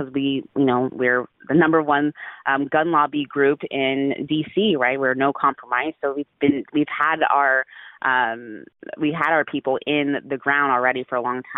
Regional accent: Dallas, Texas, United States; also born or lived in Houston, Texas; I'm a Texan. I'm from Houston, grew up in Dallas, native Texan here.

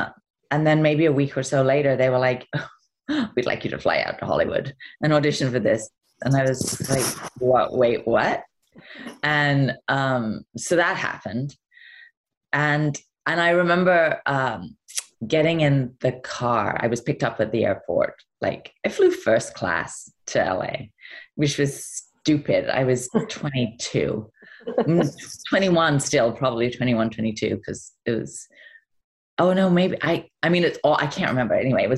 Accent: England, United Kingdom; And I remember saying, well, I'm English.

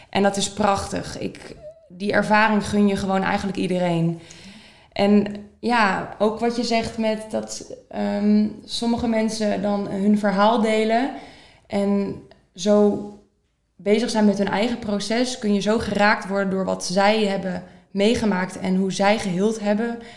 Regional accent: Soest, Utrecht, Netherlands; ik ben 25 jaar oud. Ik kom uit Soest.

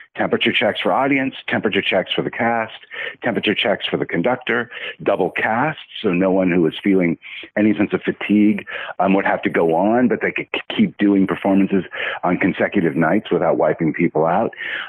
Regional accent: California, United States; moved away as an adult; now in Chicago, United States; I'm a Californian

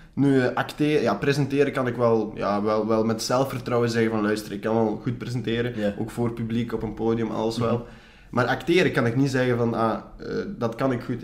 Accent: Belgium; Als ik eh, mhm. mijn beste Engels ga praten, hoor je duidelijk dat ik, dat ik gewoon Belg ben

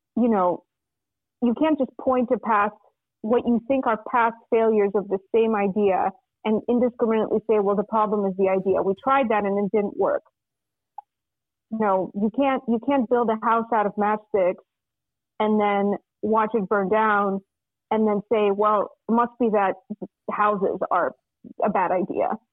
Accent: Russia; now in United States; I'm from Russia originally, and I came to the United States in 1997, um, and uh, so I like lived in Russia with my family through most of the 90s

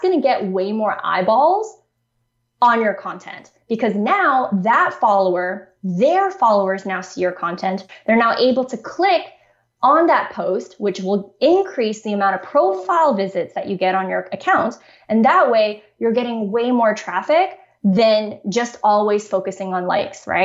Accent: Canada; I'm from Canada

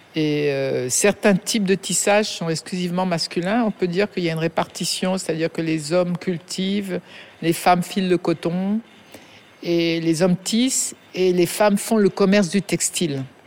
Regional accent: France; now in Dakar, Senegal; je suis née en France, ma mère étant française

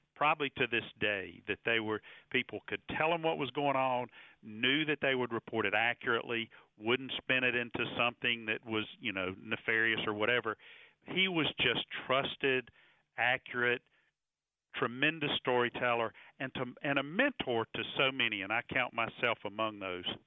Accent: Concord, North Carolina, United States; growing up in Concord, North Carolina, right next to Charlotte

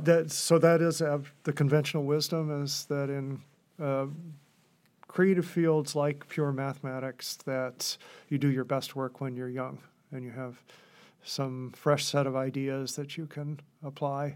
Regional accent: Gouverneur, New York, United States; I grew up in Governor, New York, which, uh, at the time was a community of about five thousand people

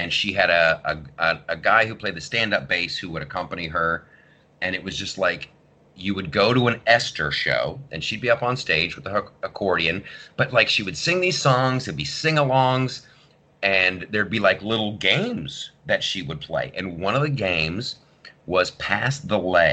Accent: Columbus, Ohio, United States; I grew up in Columbus, Ohio

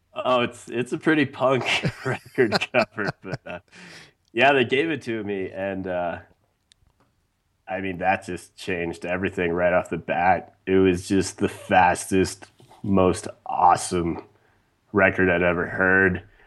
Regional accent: Wyoming, United States; growing up in Wyoming

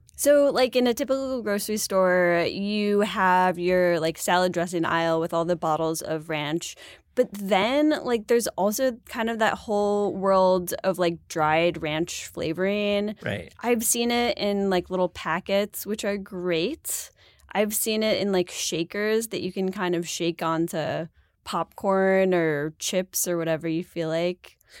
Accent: Buffalo, New York, United States; I'm from Buffalo

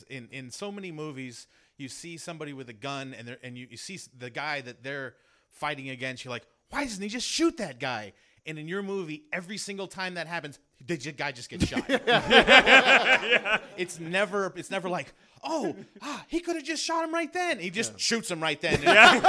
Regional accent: San Pedro, California, United States; I'm not from Hawaii, but I'm from San Pedro.

